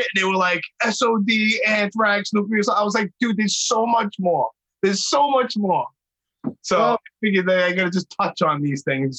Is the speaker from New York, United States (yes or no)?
yes; New York City, New York, United States; I was born and raised in Brooklyn. I never lived in the trendy spots ever.